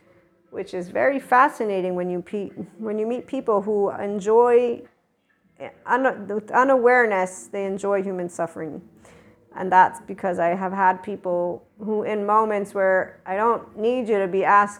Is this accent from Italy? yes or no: yes; Naples, Campania, Italy; also born or lived in United States; I'm not only Neapolitan. I'm not only American. I'm not only Italian. In fact, I'm definitely a Southerner. And right here is where I claim my heart. It's a Neapolitan heart.